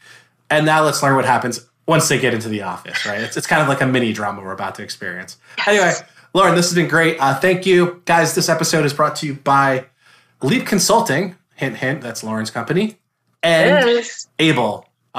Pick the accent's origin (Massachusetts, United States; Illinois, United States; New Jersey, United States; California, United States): New Jersey, United States; now in Florida, United States; I'm originally from New Jersey.